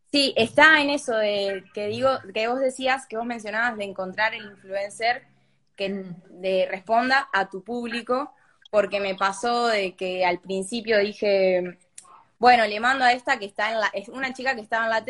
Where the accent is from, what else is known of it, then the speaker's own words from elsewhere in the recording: General Belgrano, Buenos Aires Province, Argentina; De General Belgrano.